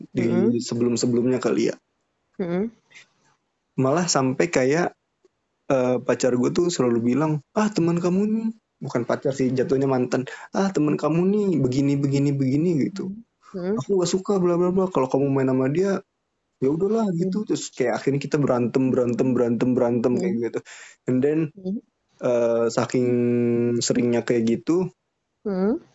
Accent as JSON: {"language": "Indonesian", "town": "Tangerang", "region": "Banten", "country": "Indonesia", "said": "sedangkan gue dari Tangerang gitu kan lumayan"}